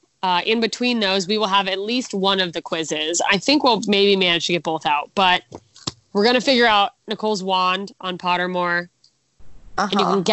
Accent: Detroit, Michigan, United States; you're from Detroit? I'm from Detroit.

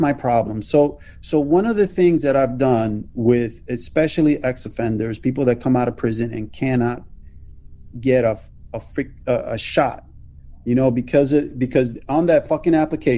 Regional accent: Philadelphia, Pennsylvania, United States; Born and raised in Philadelphia

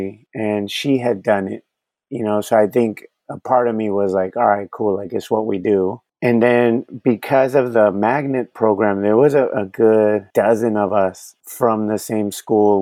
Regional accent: San Diego, California, United States; first language Spanish; English is a second language; I was born and raised in Paradise Hills, which is in the southeast region of San Diego

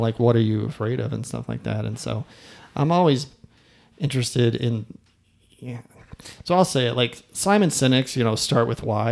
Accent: Midwest, United States; I'm from the Midwest

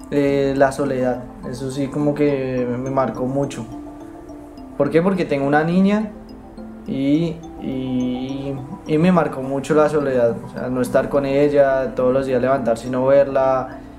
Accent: Bogotá, Colombia; moved away as an adult; now in Argentina; soy de Colombia, eh, nací en, Bogotá. Llegué acá a Argentina hace nueve meses y bueno, llegué con el fin de estudiar.

